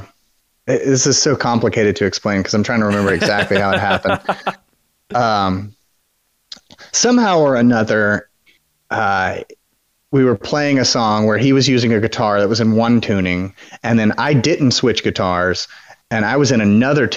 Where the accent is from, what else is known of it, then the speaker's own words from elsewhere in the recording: Louisiana, United States; I'm from Louisiana.